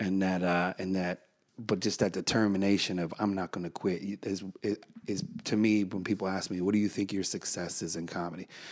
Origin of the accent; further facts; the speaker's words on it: United States; I'm an American